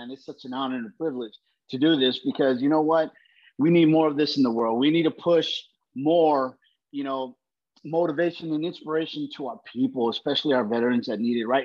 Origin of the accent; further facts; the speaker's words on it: Brawley, California, United States; also born or lived in Uvalde, Texas; so we moved to Southern California, a little uh, uh farm town uh, in Brawley, California.